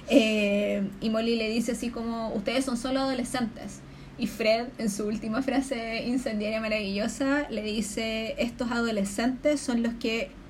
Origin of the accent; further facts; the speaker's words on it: Conchalí, Santiago Metropolitan Region, Chile; viví en Conchalí, jamás en la vida vimos pasto